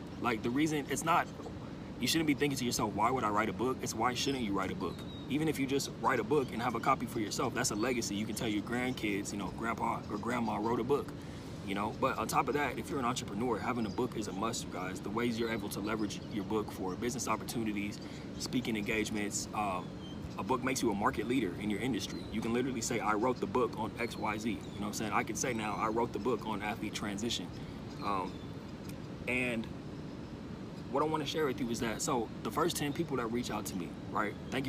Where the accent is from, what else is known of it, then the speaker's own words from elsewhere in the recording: Pasadena, California, United States; born there; I was born in Pasadena in 1991.